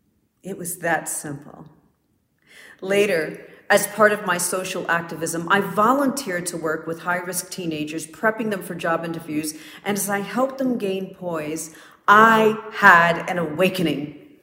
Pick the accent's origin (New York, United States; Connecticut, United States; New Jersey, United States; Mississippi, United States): New Jersey, United States; Orange; Growing up in Orange, New Jersey wasn't always pretty, but it certainly taught me to earn what I went after